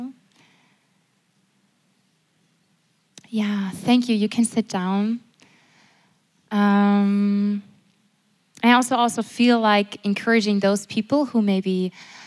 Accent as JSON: {"language": "English", "country": "Germany", "said": "I'm from Germany"}